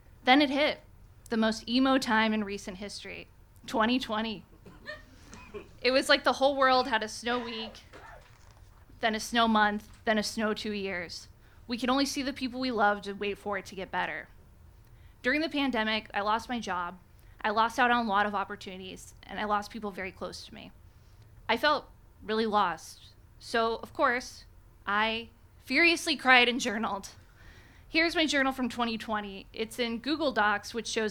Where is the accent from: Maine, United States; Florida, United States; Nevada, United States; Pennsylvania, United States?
Nevada, United States; Reno; moved away as an adult; also born or lived in San Francisco; After college, I moved from my hometown of Reno, Nevada to San Francisco.